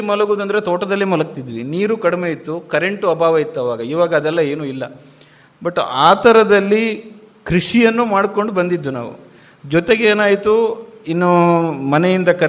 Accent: Madakatte / Kalladka / Vitla, Karnataka, India; ಮಾದಕಟ್ಟೆ ಹಿರಿಯ ಪ್ರಾಥಮಿಕ ಶಾಲೆ ಅಂತ ಈ ಥರ ಅದಾದ ನಂತರ ಕಲ್ಲಡ್ಕ ಅದಾದ ನಂತರ ವಿಟ್ಲದಲ್ಲಿ ಪಿ ಯು ಸಿ ಮಾಡಿದೆ ಇಲ್ಲಿ ಲಾ ಮಾಡಿದೆ ಸೊ ನಮ್ಮ ಗ್ರಾಮೀಣ ಭಾಗದಿಂದ ಬಂದವರಿಗೆ

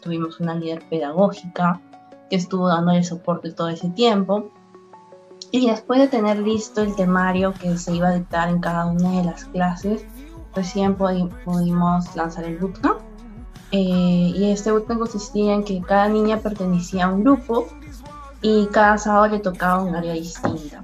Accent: Piura, Peru; Tengo 22 años, soy de Piura, amo mi ciudad

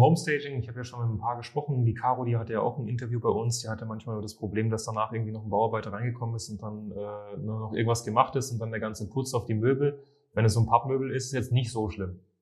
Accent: Munich, Bavaria, Germany; Ich komme ja selbst aus München

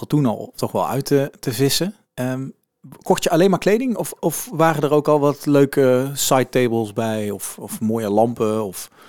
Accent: Tilburg, North Brabant, Netherlands; wij als Tilburgers

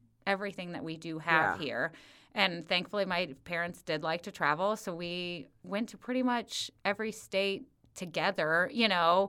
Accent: Wyoming, United States; born there; So we, like I said, I was born in Wyoming.

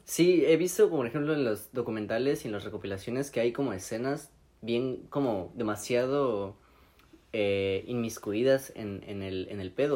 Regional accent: Mexico; soy mexicano

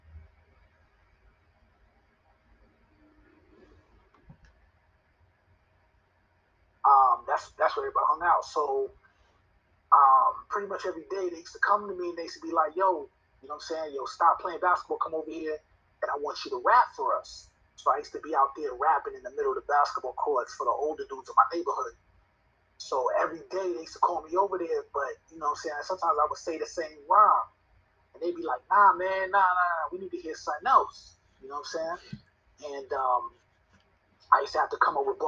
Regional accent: New York City, New York, United States; moved away as an adult; also born or lived in Binghamton, New York; now in Atlanta, United States; I grew up in the Bronx, you know what I'm saying? Even though I was born in Binghamton, New York, my family moved to the Bronx when I was like in elementary school, so probably like kindergarten, no, preschool is when my family got to the Bronx

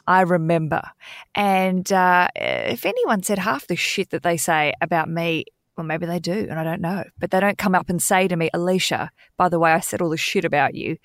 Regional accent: Australia; moved away; as an Aussie living overseas

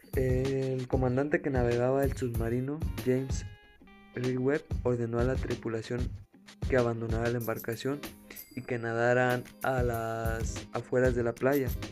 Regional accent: Mexico

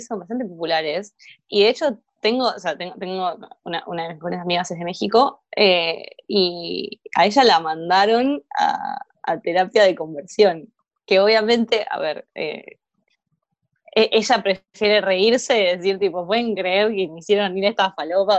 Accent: Argentina; este es el país en el que vivimos

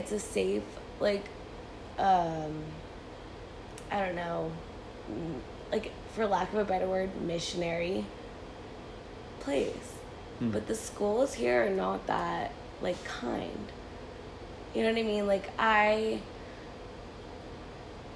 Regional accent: Benicia, California, United States; this is my hometown

